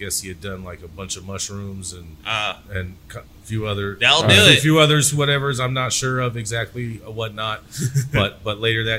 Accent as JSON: {"language": "English", "town": "Pittsburg", "region": "California", "country": "United States", "tie": "born or raised there", "lives_now": "West Hollywood, United States", "said": "Grew up in Pittsburgh, California, a little town just east of Oakland, probably about 20, 30 minutes east of Oakland."}